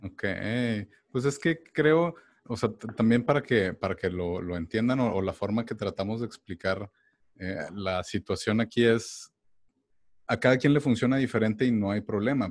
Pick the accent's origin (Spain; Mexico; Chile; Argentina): Mexico; now in United States; uno como mexicano